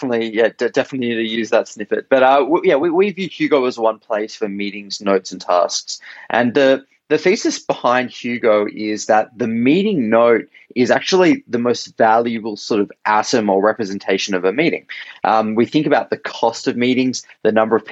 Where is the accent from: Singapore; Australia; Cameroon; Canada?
Australia; accent: Australian; moved away as an adult; also born or lived in San Francisco, United States; So right now I'm in Sydney, Australia. That's my accent originally. I am Australian